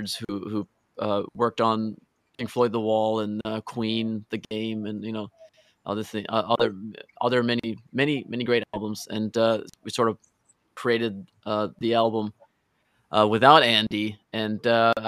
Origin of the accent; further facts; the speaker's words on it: Norway; I'm from Norway